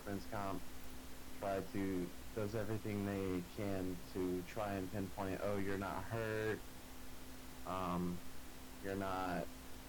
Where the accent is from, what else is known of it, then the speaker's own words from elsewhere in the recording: the South, United States; I was raised in the South, a Southern man